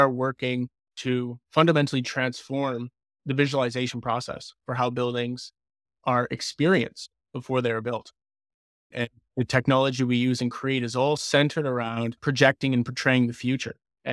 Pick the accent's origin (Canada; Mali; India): Canada; Windsor, Ontario; also born or lived in Timmins; And I grew up in Windsor, or teenage years in Windsor, and went to Riverside High School and then St. Clair College, studied architecture. And then as soon as I graduated, I moved to Timmins, Ontario.